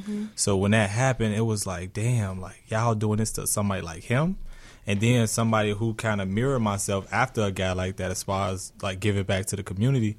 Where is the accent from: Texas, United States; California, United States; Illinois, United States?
Illinois, United States; Chicago; I grew up in Roseland.